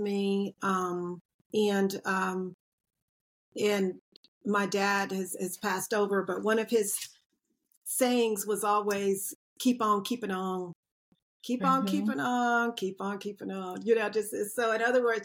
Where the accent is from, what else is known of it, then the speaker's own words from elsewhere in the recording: Asheville, North Carolina, United States; growing up in the mountains